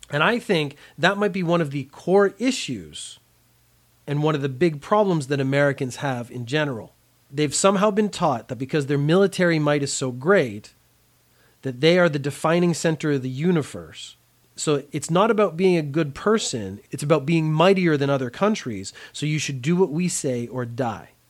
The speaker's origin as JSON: {"language": "English", "country": "Canada", "said": "I am Canadian. Canada has a lot of really good points, has a lot of really bad points."}